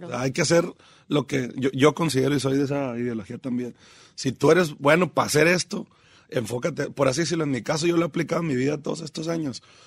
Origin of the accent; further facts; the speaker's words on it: Mazatlán, Sinaloa, Mexico; also born or lived in Los Mochis / Guasave / Picachos; Mazatlán, digamos que es como de donde yo me considero